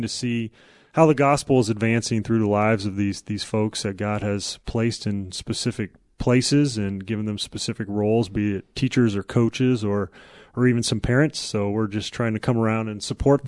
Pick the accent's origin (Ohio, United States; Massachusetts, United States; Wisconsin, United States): Ohio, United States; Youngstown; moved away as an adult; also born or lived in Nebraska; now in Omaha, United States; I grew up in Youngstown, Ohio